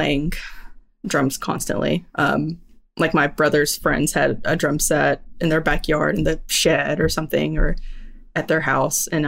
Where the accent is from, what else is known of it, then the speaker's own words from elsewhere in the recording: near Lubbock, West Texas, United States; I grew up near Lubbock, which is like West Texas.